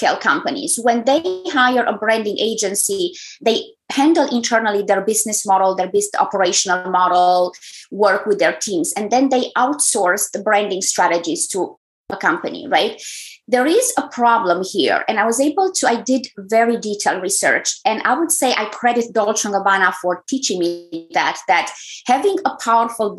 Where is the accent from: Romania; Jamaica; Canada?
Romania; English is a second language; moved away as an adult; also born or lived in Germany; now in United States; in case you wonder about my accent, I'm originally from Romania.